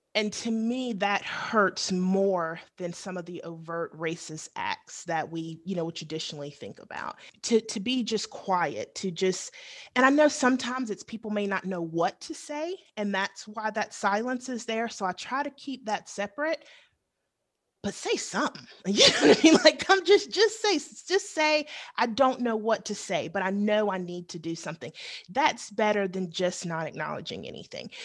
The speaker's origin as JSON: {"language": "English", "region": "the South", "country": "United States", "tie": "born or raised there", "said": "growing up in the South"}